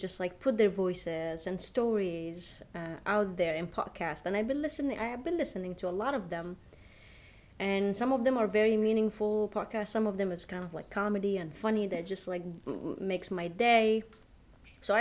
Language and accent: English; Yemen; my home country, where I am from, Yemen